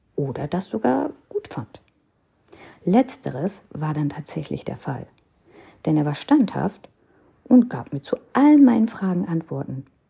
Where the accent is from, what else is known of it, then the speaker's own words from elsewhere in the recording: North India, India; first language Hindi; German is a second language; Denn ich kam aus Nordindien und hatte die Tradition, die, die Sprache der Nordinder